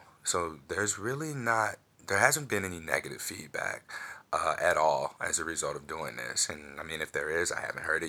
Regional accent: St. Louis, Missouri, United States; I'm from St. Louis

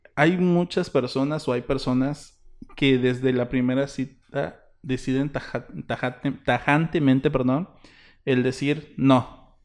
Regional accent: Isthmus of Tehuantepec, Oaxaca, Mexico; somos del Ixmo

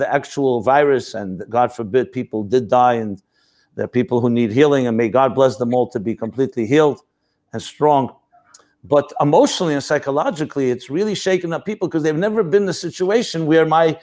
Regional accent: United States; I was born in the United States.

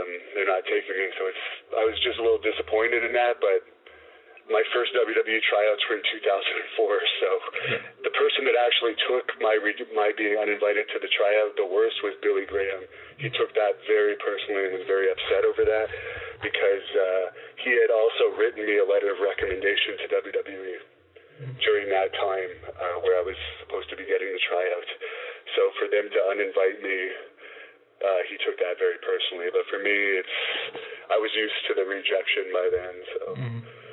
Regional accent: Canada; as a Canadian

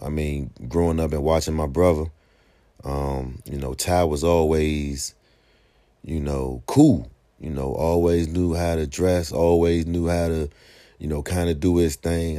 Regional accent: Washington, District of Columbia, United States; when I was a young guy growing up on Sixth Street Southeast, man, going to Henley

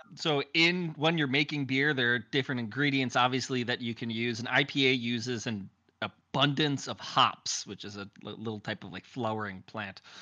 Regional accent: Wisconsin, United States; I'm from Wisconsin

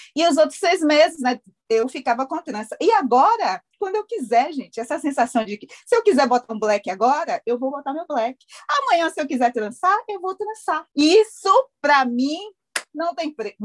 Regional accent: Bahia, Brazil; moved away as an adult; also born or lived in Hawaii; eu sou da Bahia

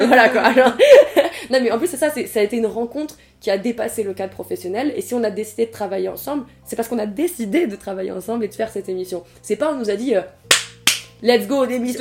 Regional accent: Tours, Centre-Val de Loire, France; je viens de Tours et à Tours il y avait beaucoup de réfugiés politiques d'asile et tout ça et du coup j'ai grandi avec toutes les nationalités

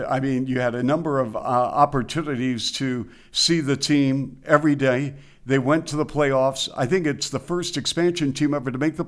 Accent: Seattle, Washington, United States; I grew up in Seattle

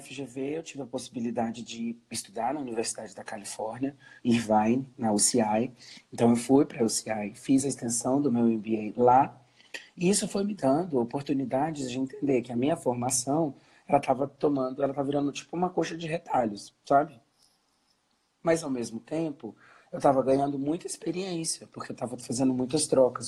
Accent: Brasília, Federal District, Brazil; sou brasiliense, estou falando aqui

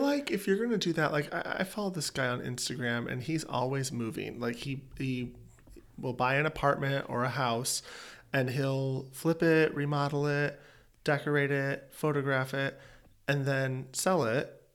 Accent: East Coast, United States; moved away; I'm an East Coaster.

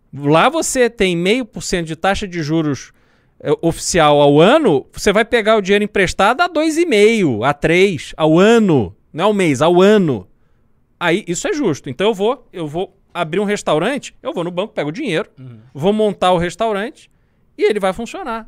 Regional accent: Brazil; como brasileiro

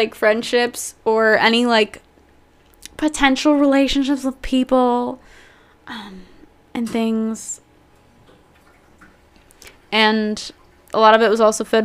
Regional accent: New Jersey, United States; I've grown up in New Jersey, born and raised. I lived here all my life

